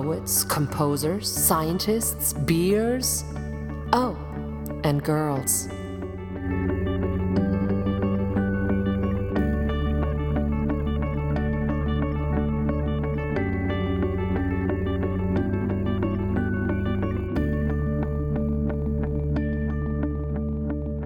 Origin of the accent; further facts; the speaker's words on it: Germany; accent: German; English is a second language; moved away; my German accent